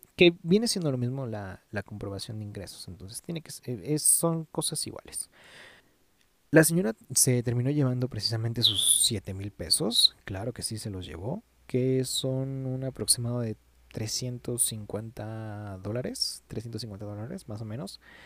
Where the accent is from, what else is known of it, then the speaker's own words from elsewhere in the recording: Mexico; somos buenos mexicanos